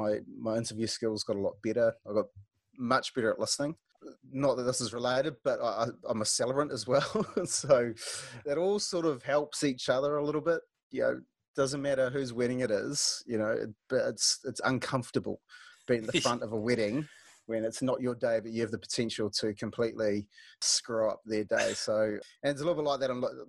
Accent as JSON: {"language": "English", "region": "Wellington", "country": "New Zealand", "tie": "born or raised there", "also_born_or_lived": "Tauranga, New Zealand", "said": "Karori, just down the road. Not too far. Grew up in Karori. Mum, dad's the old man's from Taranaki originally. Mum's parents are Irish, but she grew up in Jable. I went to St. Teresa's in Karori and then had a stint in Tauranga"}